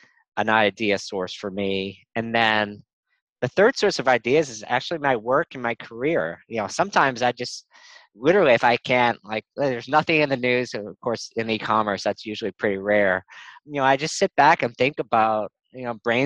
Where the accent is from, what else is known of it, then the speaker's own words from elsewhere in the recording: New Orleans, Louisiana, United States; moved away; also born or lived in North Carolina / New York City; I grew up in New Orleans